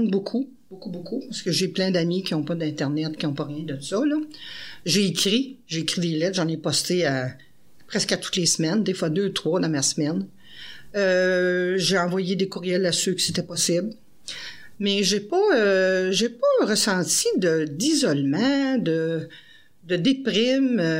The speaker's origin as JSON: {"language": "French", "region": "Quebec", "country": "Canada", "said": "Moi, je suis une Québécoise, mais j'ai pas de racines."}